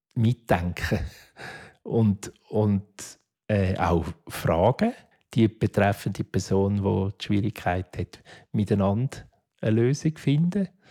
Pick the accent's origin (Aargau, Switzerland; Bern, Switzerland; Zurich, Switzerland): Zurich, Switzerland; Affoltern am Albis; Ich bin zuerst im Heim aufgewachsen, im Kinderspital in Affoltern am Albis bis 14 bin ich dort